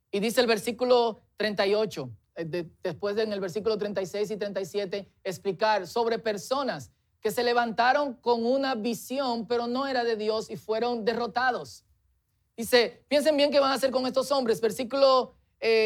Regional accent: Dominican Republic; Es nuestra tendencia, especialmente como dominicanos, mientras crecemos, formalizarnos y tradicionalizarnos

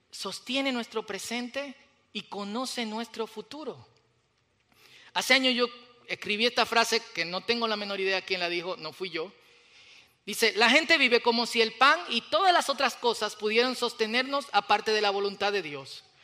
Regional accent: Dominican Republic; Y ustedes saben que como los dominicanos, cada vez que nos movemos a otro país, de una vez adoptamos el acento

